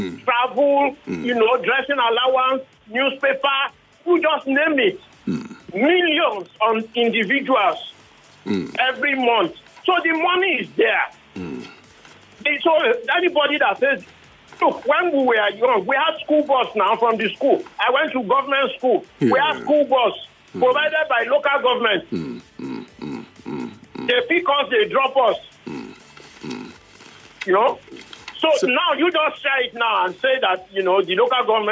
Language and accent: English; Lagos, Nigeria; I grew up in Ikoyi